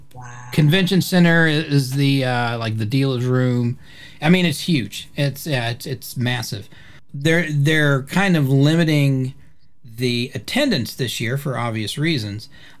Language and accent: English; Indianapolis, Indiana, United States; born there; and I was born in the Midwest. I was born in Indianapolis, Indiana. So, and they've got a distinctive accent there as well.